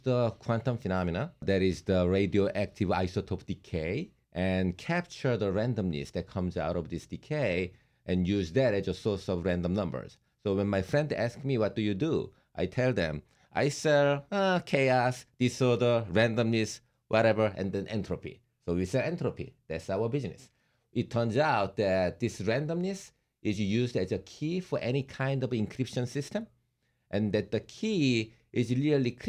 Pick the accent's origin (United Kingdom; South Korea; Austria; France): South Korea; moved away as an adult; now in United States; we are originally from Korea.